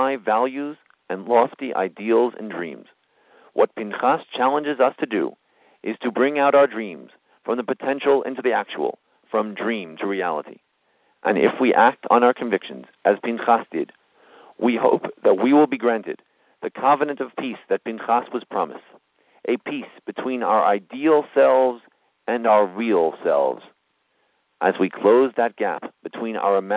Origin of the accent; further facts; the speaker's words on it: United States; We as American Jews